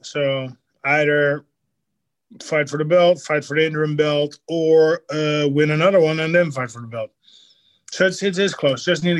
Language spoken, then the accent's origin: English; Netherlands; now in Miami, United States